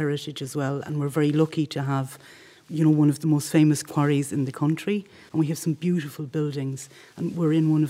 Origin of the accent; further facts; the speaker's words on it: Ballinasloe, Connacht, Ireland; I'm an archaeologist and I'm from Banlasloe.